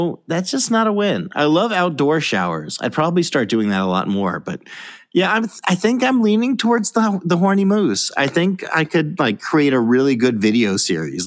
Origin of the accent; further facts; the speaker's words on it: Alaska, United States; I grew up in Alaska